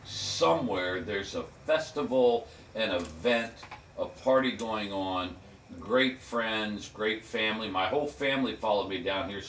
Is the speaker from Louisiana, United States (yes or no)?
no; West Virginia, Ohio Valley, United States; moved away as an adult; also born or lived in Pensacola, Florida; Born and raised in West Virginia, moved to Ohio, lived in the Ohio Valley until I was 17, came to college, Pensacola, Florida, at a quaint little fundamental Baptist Christian college on the frontage road